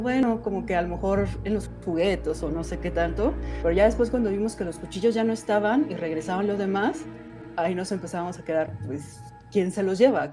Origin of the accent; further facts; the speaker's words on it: Guanajuato, Mexico; moved away as an adult; now in Mexico City, Mexico; Yo soy originaria de Guanajuato, no sé si lo conozcan, de Guanajuato Capital